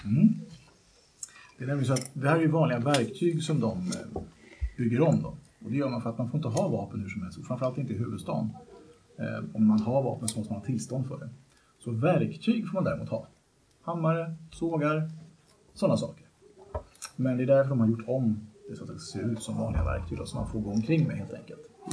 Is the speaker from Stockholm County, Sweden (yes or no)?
yes; Vallentuna, Stockholm County, Sweden; jag kommer från Vallentuna från början